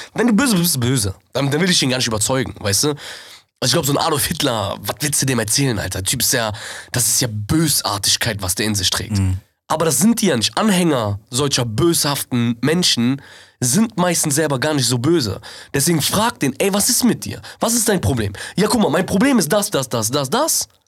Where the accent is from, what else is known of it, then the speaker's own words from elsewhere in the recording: Germany; wir sind Deutsche